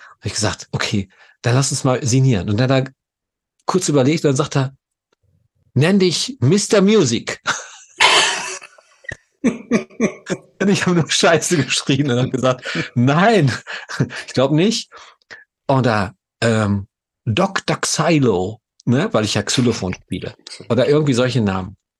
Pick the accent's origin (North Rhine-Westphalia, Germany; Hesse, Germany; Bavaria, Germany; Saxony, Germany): North Rhine-Westphalia, Germany; Gelsenkirchen; Ich bin in Gelsenkirchen geboren, im Ruhrgebiet